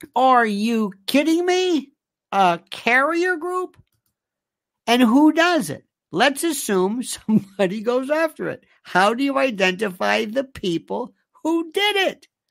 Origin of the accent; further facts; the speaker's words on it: United States; we, as American citizens